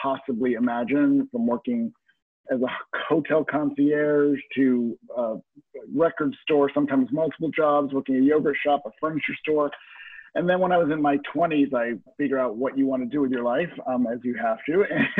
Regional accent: North Carolina, United States; also born or lived in California / Niagara Falls; So I was born in California and then moved to Niagara Falls until I was about seven, and then North Carolina for most of my junior high and high school life.

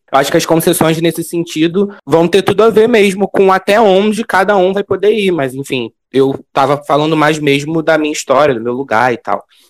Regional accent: Rio de Janeiro, Brazil; Sou nascido e criado no Rio de Janeiro, única cidade possível

